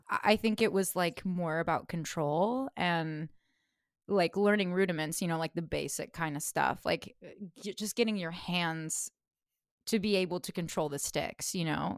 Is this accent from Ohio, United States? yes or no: no; Fresno, California, United States; I grew up in Fresno, California, so middle of the state